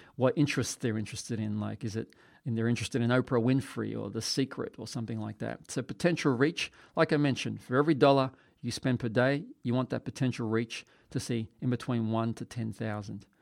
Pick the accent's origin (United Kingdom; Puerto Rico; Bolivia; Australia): Australia; I'm from Australia